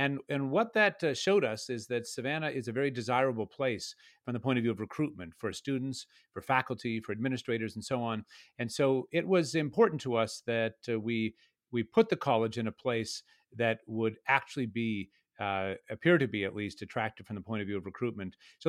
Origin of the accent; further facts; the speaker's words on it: Canada; Though I grew up in Canada, it might be the case that there is more of a receptivity to such a project here in Georgia than there might be in other places.